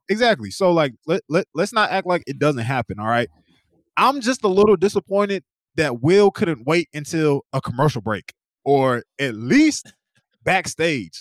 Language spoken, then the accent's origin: English; East Coast, United States; moved away; also born or lived in Oklahoma; I'm from the East Coast